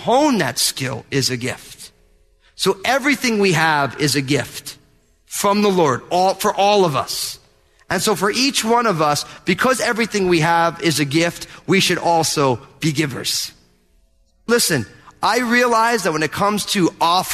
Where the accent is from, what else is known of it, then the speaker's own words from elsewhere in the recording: New Jersey, United States; I'm from New Jersey